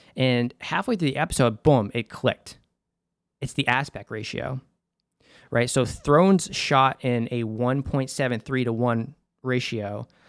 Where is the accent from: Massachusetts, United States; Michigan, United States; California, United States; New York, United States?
Massachusetts, United States; Boston; accent: Boston; I'm from Boston, Massachusetts